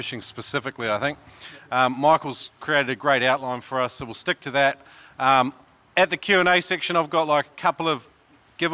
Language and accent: English; Brisbane, Queensland, Australia; my hometown, Brisbane